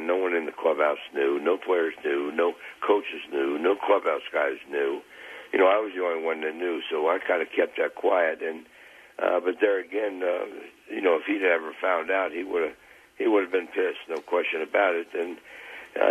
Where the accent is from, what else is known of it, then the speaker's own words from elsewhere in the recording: Cincinnati, Ohio, United States; also born or lived in Philadelphia; that's my hometown